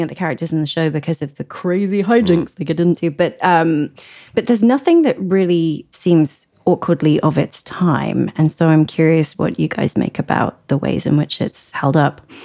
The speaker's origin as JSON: {"language": "English", "region": "England", "country": "United Kingdom", "tie": "born or raised there", "moved": "yes", "said": "when I grew up in England, it was on Channel 4"}